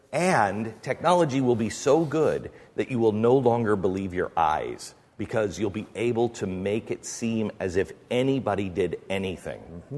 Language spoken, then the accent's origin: English; Mount Vernon, United States; I grew up in Mount Vernon. There were farms there.